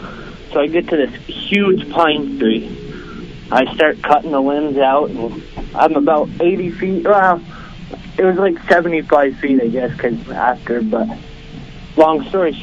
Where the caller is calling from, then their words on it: Vermont, United States; I'm calling from Vermont.